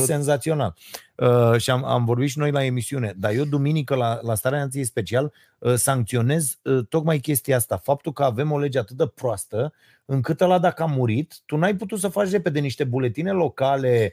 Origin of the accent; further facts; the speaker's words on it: Romania; noi românii